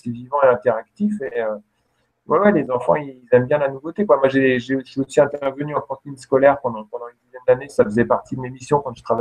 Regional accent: Lorraine, Grand Est, France; moved away; quand j'étais enfant, quand j'habitais en Lorraine

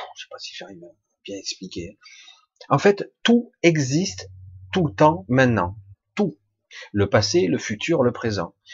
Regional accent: Marseille, Provence-Alpes-Côte d'Azur, France; je suis moi de du sud de la France simplement Je suis né à Marseille

